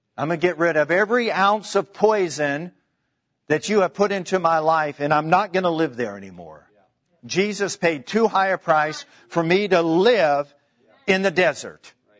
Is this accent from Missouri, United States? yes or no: yes; Kansas City, Missouri, United States; I'm from Kansas City